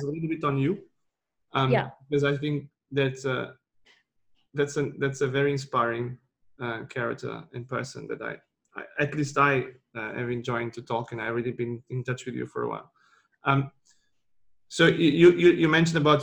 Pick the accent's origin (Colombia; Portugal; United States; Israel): Portugal; I'm from Portugal